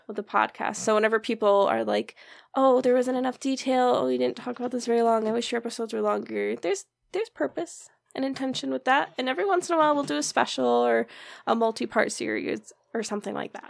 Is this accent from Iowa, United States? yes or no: no; Michigan, United States; we're from Michigan